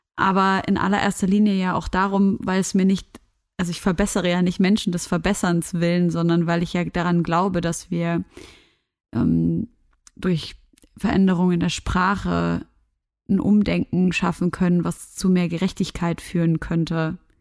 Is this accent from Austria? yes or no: no; Syria; moved away; Wir sind ja aus Syrien